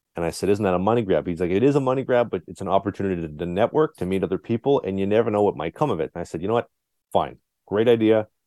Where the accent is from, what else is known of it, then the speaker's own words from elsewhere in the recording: Winnipeg, Manitoba, Canada; I'm born and raised in Winnipeg, uh, whole life